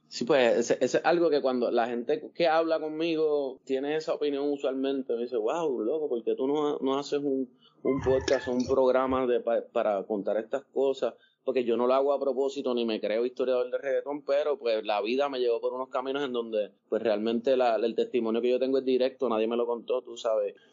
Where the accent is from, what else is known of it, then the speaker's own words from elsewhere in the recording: Puerto Rico; yo vivía en Monte Carlos y Monte Carlos se mezclaba con Montepal, con Monteatillo